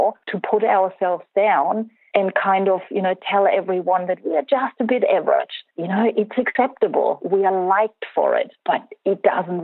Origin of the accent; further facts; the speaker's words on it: Germany; I grew up in Germany.